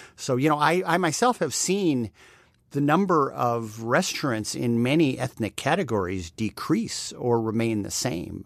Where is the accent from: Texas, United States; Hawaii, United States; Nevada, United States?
Texas, United States; now in New York City, United States; a Texan, sometime Texan